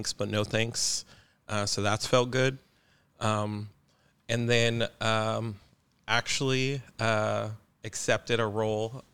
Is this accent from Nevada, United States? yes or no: yes; Las Vegas, Nevada, United States; moved away as an adult; now in Portland, United States; Born and raised in Las Vegas, moved to Portland 3 years ago